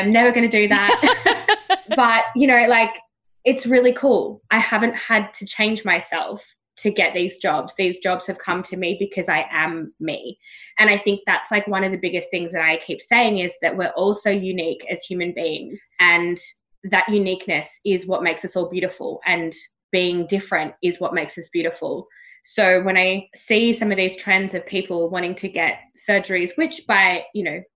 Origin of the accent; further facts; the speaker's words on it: Australia; I've grown up being like, this Aussie girl's